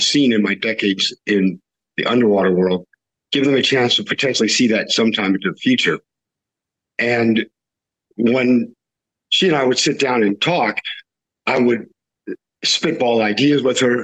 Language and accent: English; the West, United States; I grew up in the West